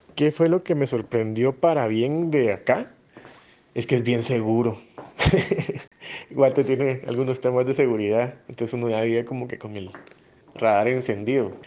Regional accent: Flores, Petén, Guatemala; moved away as an adult; now in Heredia, Costa Rica; soy de Flores Petén, Guatemala. Ahora vivo en Costa Rica, en Heredia específicamente.

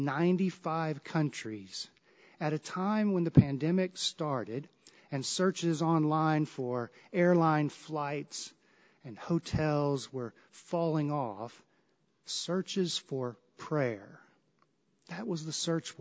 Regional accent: the South, United States; I grew up in the South

